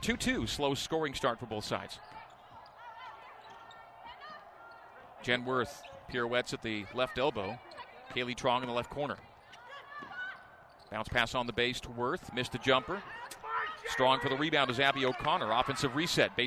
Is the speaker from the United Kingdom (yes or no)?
no; Calgary, Alberta, Canada; the Canadian from Calgary, Alberta. My hometown.